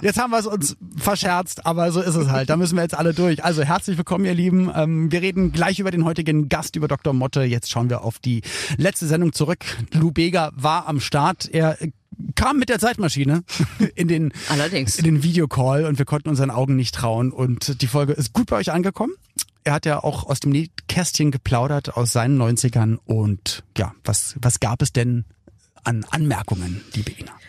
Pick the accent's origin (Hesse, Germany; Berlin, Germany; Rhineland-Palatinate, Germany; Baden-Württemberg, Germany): Berlin, Germany; ich bin in West-Berlin aufgewachsen